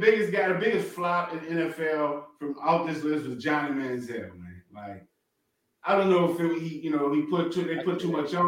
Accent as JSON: {"language": "English", "town": "New Orleans", "region": "Louisiana", "country": "United States", "said": "I'm from New Orleans, naturally New Orleans."}